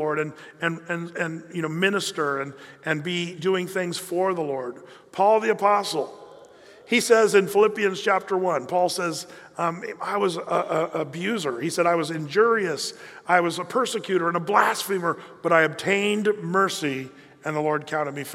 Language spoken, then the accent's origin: English; United States; we fit the category as American Christians